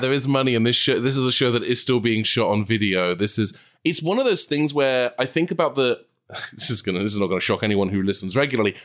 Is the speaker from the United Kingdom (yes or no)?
yes; England, United Kingdom; moved away as an adult; now in Los Angeles, United States; You can probably tell from my accent, I come from a country who, uh, w, our main thing is like, it's gonna rain